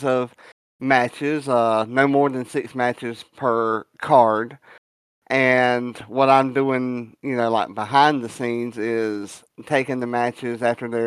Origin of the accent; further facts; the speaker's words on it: the South, United States; I'm a Southerner